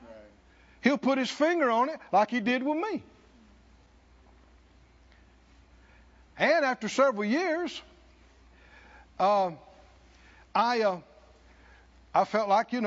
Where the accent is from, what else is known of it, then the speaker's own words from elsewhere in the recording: the South, United States; I grew up in the South